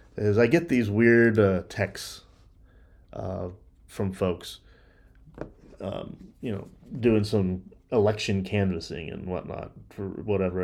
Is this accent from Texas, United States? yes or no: yes; Dallas, Texas, United States; I grew up in the Dallas area